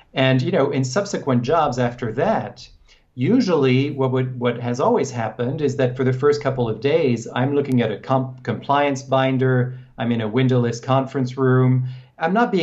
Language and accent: English; France; moved away as an adult; also born or lived in Hong Kong; now in United States; I was born in France, and I grew up there, and my mother is American, so then I moved to the U.S.